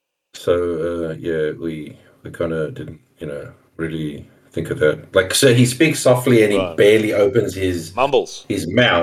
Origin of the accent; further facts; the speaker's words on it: South Africa; accent: English-speaking South African; moved away as an adult; now in Australia; My accent is common amongst more English-speaking South Africans.